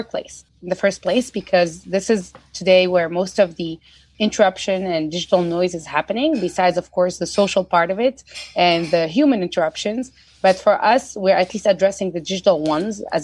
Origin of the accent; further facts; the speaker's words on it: Tunisia; moved away; I'm originally from Tunisia